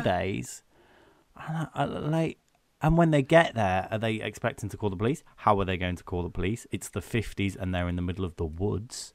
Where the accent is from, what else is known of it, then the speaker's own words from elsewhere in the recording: United Kingdom; But we're British